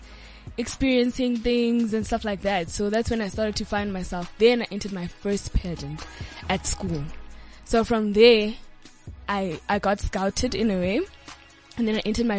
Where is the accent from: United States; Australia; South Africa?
South Africa; Johannesburg, Gauteng; also born or lived in Kagiso / Queenstown, Eastern Cape (ancestry); I was born in Johannesburg, the West Rand, where I started living in Kagiso, and then I moved to Waldo Park. So now I'm still at Waldo Park.